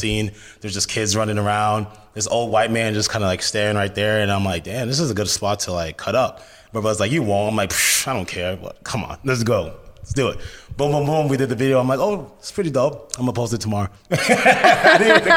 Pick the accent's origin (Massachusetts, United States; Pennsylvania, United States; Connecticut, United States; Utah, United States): Massachusetts, United States; Lawrence; I grew up in Boston. So I grew up in this city called Lawrence.